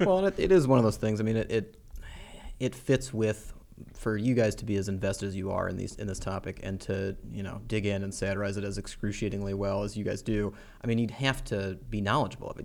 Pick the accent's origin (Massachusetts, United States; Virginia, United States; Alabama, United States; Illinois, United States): Illinois, United States; also born or lived in Iowa; I grew up in Illinois